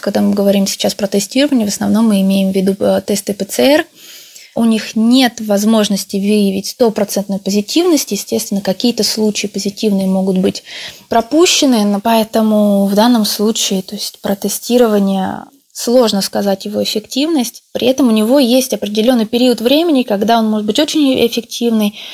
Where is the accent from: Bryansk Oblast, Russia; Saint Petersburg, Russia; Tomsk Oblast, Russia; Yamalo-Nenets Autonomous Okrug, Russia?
Tomsk Oblast, Russia; Tomsk; now in Italy; по происхождению я родилась в Томске, в Сибири